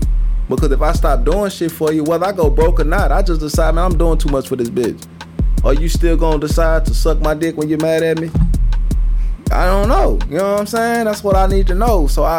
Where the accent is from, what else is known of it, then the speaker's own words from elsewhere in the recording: Wisconsin, United States; I want niggas to think I'm down here chopping wood and lifting goddamn logs and shit because I'm from Wisconsin